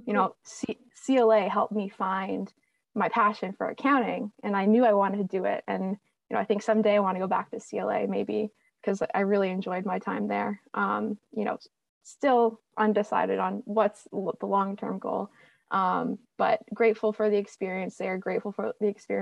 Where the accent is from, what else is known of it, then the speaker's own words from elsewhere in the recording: Canada; moved away as an adult; now in United States; I'm actually from Canada